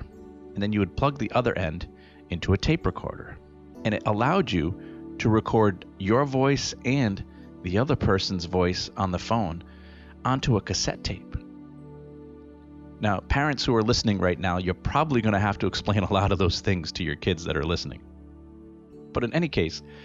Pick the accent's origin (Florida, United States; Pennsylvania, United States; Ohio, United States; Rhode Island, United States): Rhode Island, United States; Pawtucket; also born or lived in Woonsocket, Rhode Island; I spent most of my time living with my mother growing up in Pawtucket, Rhode Island